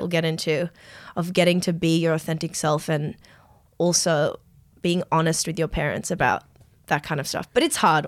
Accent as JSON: {"language": "English", "town": "Strathfield", "region": "New South Wales", "country": "Australia", "tie": "born or raised there", "said": "I grew up in Strathfield"}